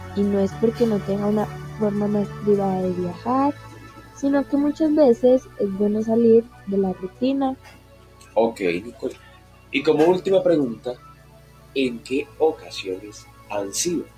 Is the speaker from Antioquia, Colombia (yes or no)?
yes; Medellín, Antioquia, Colombia; yo soy una paisa que desde muy chiquita vio la creación del metro de Medellín